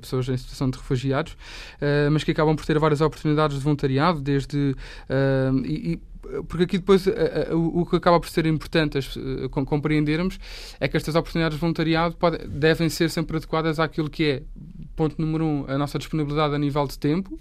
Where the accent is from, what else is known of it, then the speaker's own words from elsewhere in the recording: Portugal; eu, enquanto português, que sei falar pelo menos, sei, sei a língua